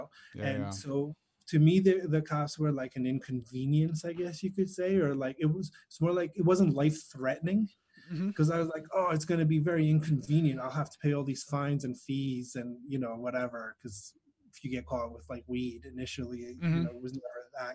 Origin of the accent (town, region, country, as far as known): Wayne, New Jersey, United States; born or raised there; also born or lived in Greece